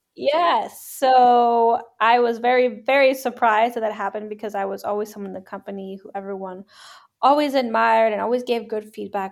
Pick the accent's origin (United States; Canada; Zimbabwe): Canada; moved away as an adult; now in Hamburg, Germany; I'm a Canadian. I live in Hamburg, Germany